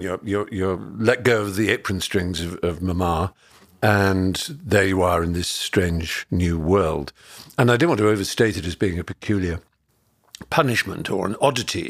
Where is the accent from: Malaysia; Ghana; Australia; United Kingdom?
United Kingdom; Norfolk, East of England; growing up in Norfolk in the countryside in England